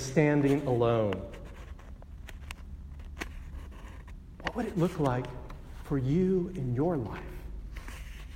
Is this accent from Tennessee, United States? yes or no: no; Texas, United States; I grew up in Texas, and most of my family was Baptist